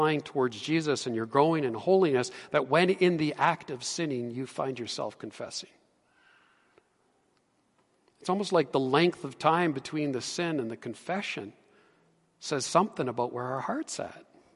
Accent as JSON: {"language": "English", "town": "Edmonton", "region": "Alberta", "country": "Canada", "tie": "born or raised there", "said": "I grew up in Edmonton, and I know my way around the city quite well"}